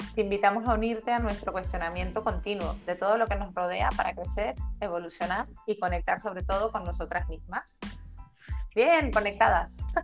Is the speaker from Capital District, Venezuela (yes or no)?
no; La Guaira, Venezuela; now in Spain; soy venezolana, yo nací allí